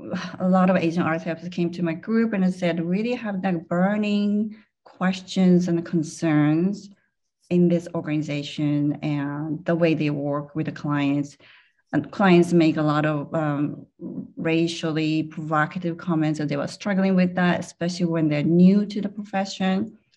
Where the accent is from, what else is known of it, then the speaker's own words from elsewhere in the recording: Germany; English is a second language; I'm from Germany. The other person was from Taiwan, blah, blah, blah.